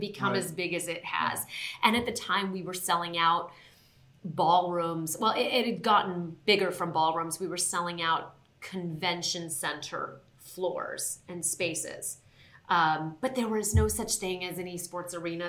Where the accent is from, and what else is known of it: Southern California, United States; born or raised there; moved away as an adult; also born or lived in Queens, New York